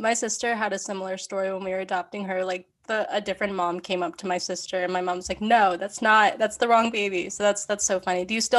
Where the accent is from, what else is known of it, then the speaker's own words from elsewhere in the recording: Philadelphia, Pennsylvania, United States; also born or lived in Nanning, China; Leah and I, we both grew up in the Philly area.